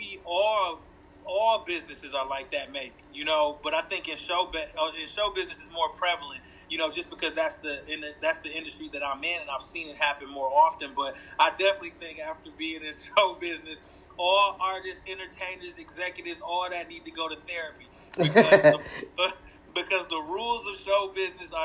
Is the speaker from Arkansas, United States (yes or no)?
no; Flint, Michigan, United States; I grew up in Flint, Michigan.